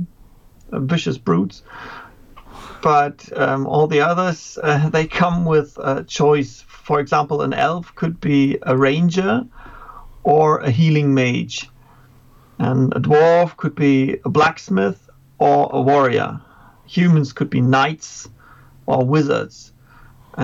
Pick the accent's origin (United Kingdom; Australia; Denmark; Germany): Germany; from Germany, teaching grades 5 to 12 right now